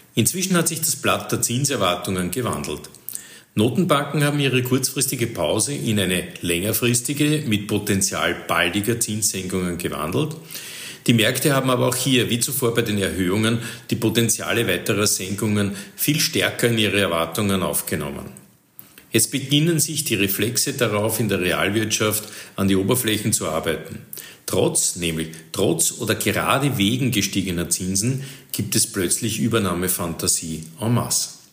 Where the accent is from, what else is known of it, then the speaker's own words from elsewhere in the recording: Austria; bei uns in Österreich